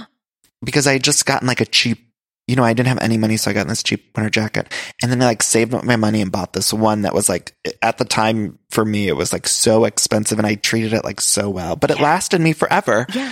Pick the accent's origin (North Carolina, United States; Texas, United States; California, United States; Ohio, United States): Ohio, United States; moved away; also born or lived in Chicago; I'm from Ohio.